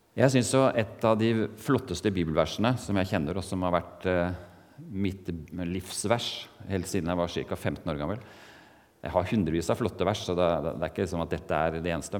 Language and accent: Norwegian; Eastern Norway, Norway; accent: Eastern Norwegian (østlandsk); moved away as an adult; also born or lived in Mandal, Norway / Portugal; now in Kristiansand, Norway; jeg kommer ikke fra Oslo, selv om jeg har denne talefeilen at jeg snakker østlandsk